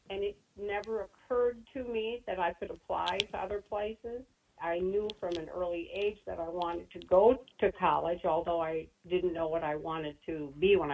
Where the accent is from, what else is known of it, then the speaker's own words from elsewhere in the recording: Wisconsin, United States; also born or lived in Menomonie, Wisconsin / Eau Claire, Wisconsin; I grew up in Wisconsin. I lived in a town called Menominee first, and when I was 10, my mother remarried, and I moved to Eau Claire, Wisconsin